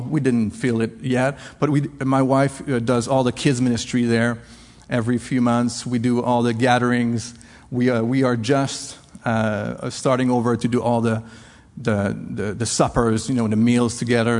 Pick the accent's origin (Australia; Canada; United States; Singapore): Canada; English is a second language; now in La Rochelle, France; I'm French Canadian